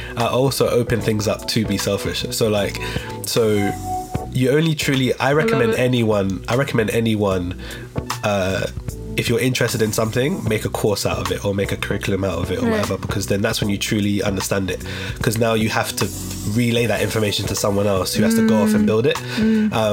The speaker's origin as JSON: {"language": "English", "region": "London", "country": "United Kingdom", "tie": "born or raised there", "said": "growing up in St. Raffles Estate, that's where I'm from"}